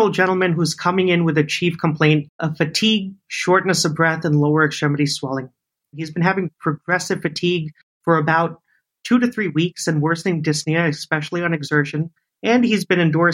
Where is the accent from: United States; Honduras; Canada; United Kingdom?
United States; New York; moved away as an adult; also born or lived in San Francisco; now in Hawaii, United States; Born and raised in New York